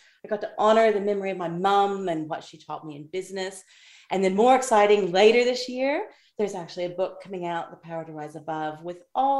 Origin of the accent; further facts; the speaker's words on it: Kansas, United States; moved away as an adult; now in Australia; I'm on Eastern Goviology Country in Australia. Even though, as you can hear by my accent, I was American born. I was born in Kansas, but my life has been Australian for the last 30 years.